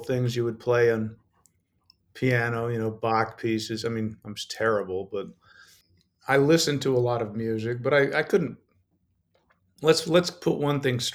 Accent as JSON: {"language": "English", "region": "Colorado", "country": "United States", "tie": "born or raised there", "said": "I grew up in Colorado"}